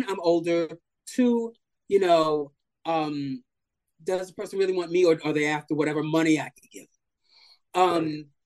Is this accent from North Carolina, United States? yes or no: no; New York City, New York, United States; also born or lived in Manhattan; mostly raised, I would say, in Brooklyn